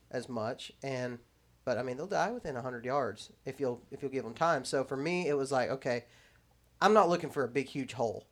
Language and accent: English; West Texas, United States; moved away; also born or lived in Alabama; I grew up there in Texas